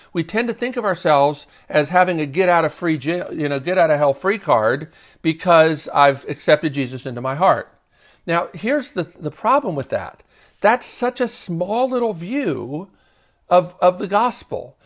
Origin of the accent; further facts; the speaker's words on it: Baltimore, Maryland, United States; moved away as an adult; now in Nashville, United States; I did go one time in middle school, growing up in Baltimore.